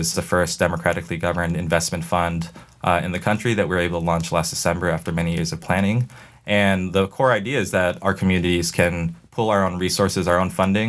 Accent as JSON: {"language": "English", "town": "El Cerrito", "region": "California", "country": "United States", "tie": "born or raised there", "said": "So I grew up in the East Bay in California in a town called El Cerrito."}